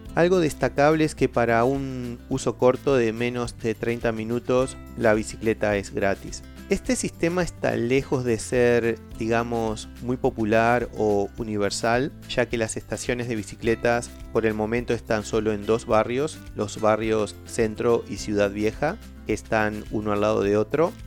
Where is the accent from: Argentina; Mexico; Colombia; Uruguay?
Uruguay; soy de Uruguay